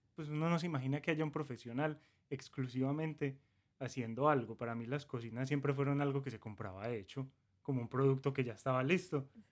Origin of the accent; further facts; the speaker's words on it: Colombia; now in United States; Nosotros somos colombianos, pero hace unos seis años, siete años vivimos acá en Estados Unidos